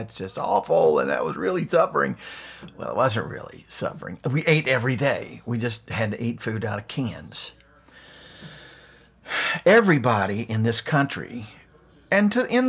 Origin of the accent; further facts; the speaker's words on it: West Virginia, United States; See, I'm a white guy, but I grew up poor in West Virginia. I mean, I was in the fifth grade before I had running water. I lived in the hills of Appalachia.